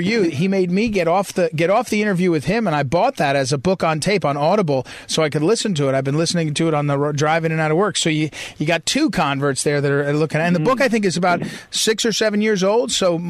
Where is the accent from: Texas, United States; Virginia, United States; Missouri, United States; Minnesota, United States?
Missouri, United States; I'm from Missouri.